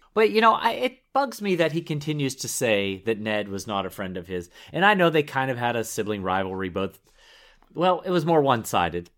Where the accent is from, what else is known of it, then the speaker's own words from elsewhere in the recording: Pittsburgh, Pennsylvania, United States; I grew up in the Steel City of Pittsburgh, Pennsylvania